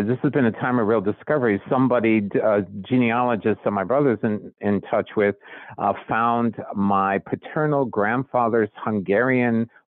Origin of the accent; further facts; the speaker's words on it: New York, United States; And I grew up in Jewish New York